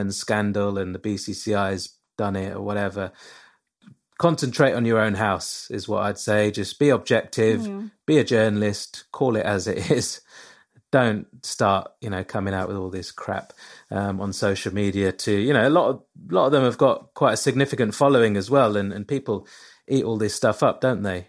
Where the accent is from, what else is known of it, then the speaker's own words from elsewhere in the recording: England, United Kingdom; I'm obviously born and bred in England